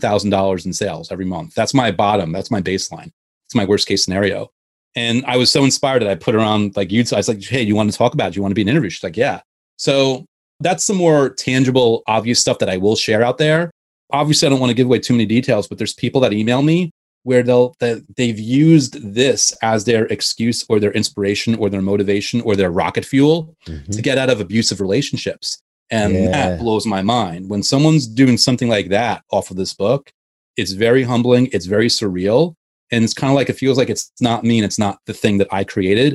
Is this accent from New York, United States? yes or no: yes; Westchester, New York, United States; I grew up in Westchester